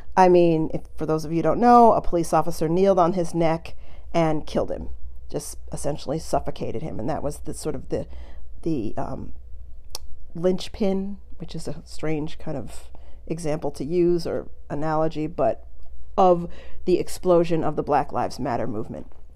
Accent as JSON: {"language": "English", "country": "United States", "said": "I'm from the United States"}